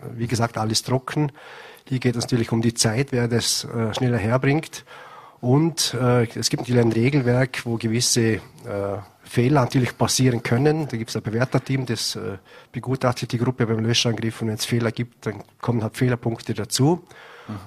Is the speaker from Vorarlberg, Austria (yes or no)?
yes; Vorarlberg, Austria; bei uns in Vorarlberg